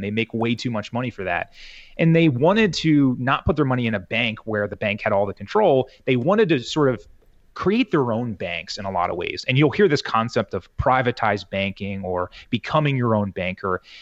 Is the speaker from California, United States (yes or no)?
no; Southern New Jersey, United States; born and raised in New Jersey here, Southern New Jersey, uh, right across the river from Philly